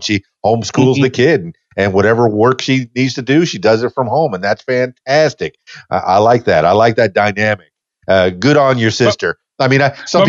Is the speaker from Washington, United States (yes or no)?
no; Miami, Florida, United States; moved away as an adult; I'm born and raised in Miami in the Florida Keys.